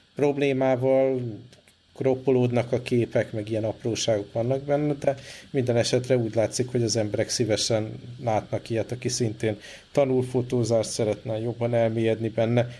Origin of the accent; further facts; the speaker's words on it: Budapest, Hungary; moved away; még otthon Budapesten én is komolyabban edzettem